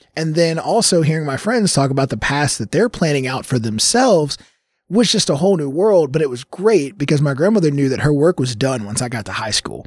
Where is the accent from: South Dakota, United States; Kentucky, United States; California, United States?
Kentucky, United States; Louisville; born and raised here in Louisville. Um, so I grew up in Smoketown